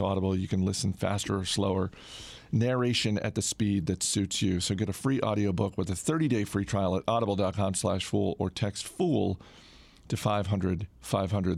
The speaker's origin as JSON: {"language": "English", "region": "Maine", "country": "United States", "said": "my home state of Maine"}